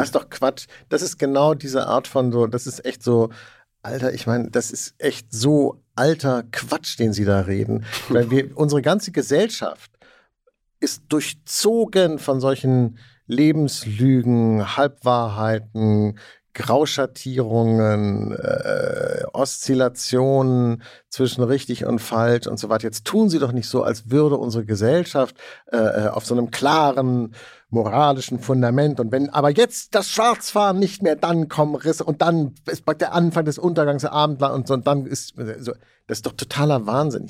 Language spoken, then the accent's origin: German; West Germany, Germany; als Westdeutscher, der ich in, in, in den 70ern und 80ern in Westdeutschland aufgewachsen bin